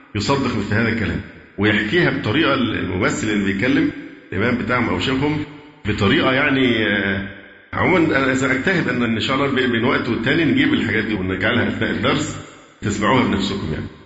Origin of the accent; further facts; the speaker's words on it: Egypt; عندنا في مصر